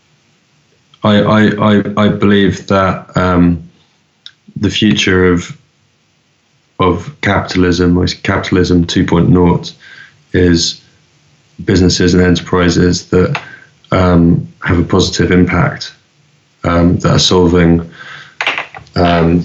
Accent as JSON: {"language": "English", "region": "London", "country": "United Kingdom", "tie": "born or raised there", "said": "I grew up in London"}